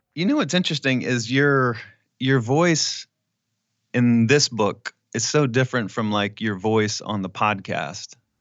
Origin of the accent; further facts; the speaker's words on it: Clear Lake, Texas, United States; moved away; I would go back to Clear Lake 'cause I still had a bunch of friends there